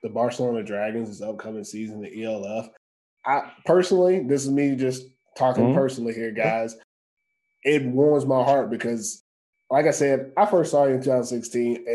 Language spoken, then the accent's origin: English; United States; now in Finland; being an American here